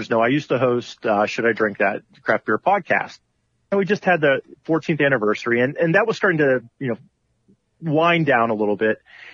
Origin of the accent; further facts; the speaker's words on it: Pittsburgh, Pennsylvania, United States; I was from Pittsburgh